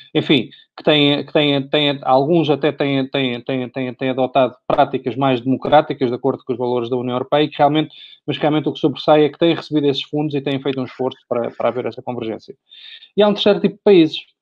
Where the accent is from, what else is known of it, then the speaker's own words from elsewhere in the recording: Portugal; como português, uh, mas e como residente em Portugal também